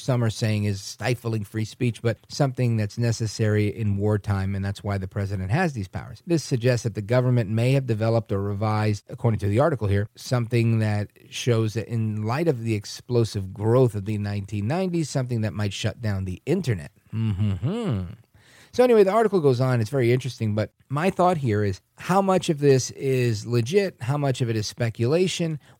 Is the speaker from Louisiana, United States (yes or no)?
no; New York City, New York, United States; now in New Jersey, United States; I grew up in Brooklyn. I live in Jersey. I'm broadcasting in Philly